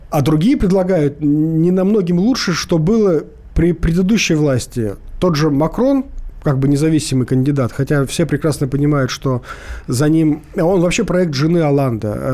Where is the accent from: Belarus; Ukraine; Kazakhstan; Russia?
Ukraine; Crimea; здравствуйте … я из Крыма.